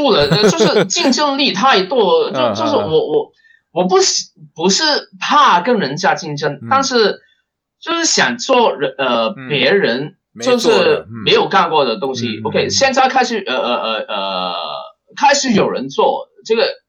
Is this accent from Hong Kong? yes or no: yes; Hong Kong; 我出生地的香港